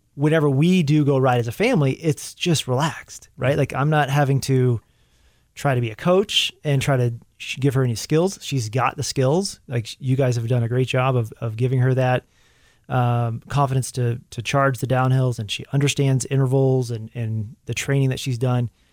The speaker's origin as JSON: {"language": "English", "region": "Arkansas", "country": "United States", "tie": "born or raised there", "moved": "yes", "said": "whenever I'm back in Arkansas, I always make a, a point to try to swing by the high school or get together with the cross-country team and the coach that was there, uh, is the, my coach when I was in high school is still there"}